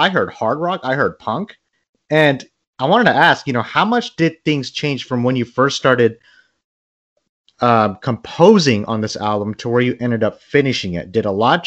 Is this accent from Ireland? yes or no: no; Bangladesh; I'm from Bangladesh